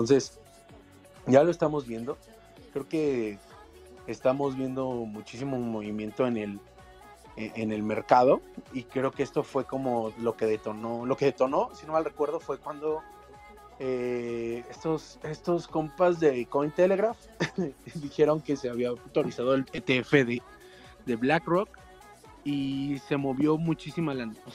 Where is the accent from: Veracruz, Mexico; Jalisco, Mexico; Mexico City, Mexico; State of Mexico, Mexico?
Mexico City, Mexico; eh, de la CDMX, de aquí en México.